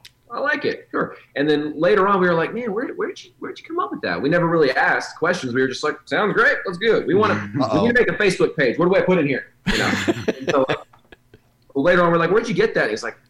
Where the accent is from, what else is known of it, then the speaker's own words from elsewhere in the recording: Oklahoma City, Oklahoma, United States; We're from Southside, Oklahoma City.